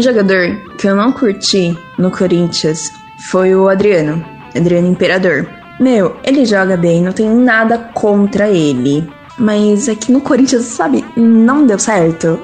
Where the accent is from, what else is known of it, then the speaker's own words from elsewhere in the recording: Mauá, São Paulo, Brazil; tenho 24 anos e sou de Mauá, São Paulo